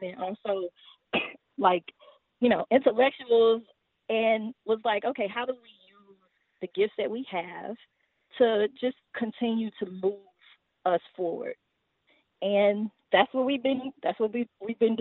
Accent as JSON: {"language": "English", "town": "Houston", "region": "Texas", "country": "United States", "said": "I'm from Fifth Ward, Northeast Houston, and am very much connected with my community"}